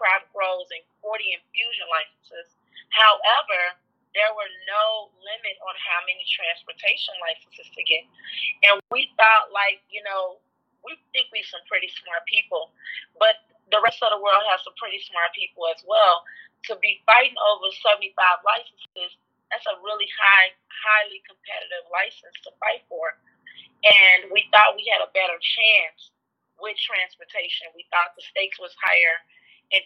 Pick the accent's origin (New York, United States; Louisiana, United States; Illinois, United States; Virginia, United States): Illinois, United States; Chicago; Born and raised in Englewood.